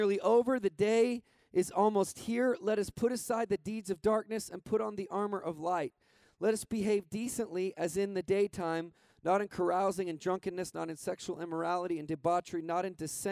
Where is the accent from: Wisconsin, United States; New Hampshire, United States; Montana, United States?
Montana, United States; moved away; I grew up in Montana, so that kind of makes me like half Canadian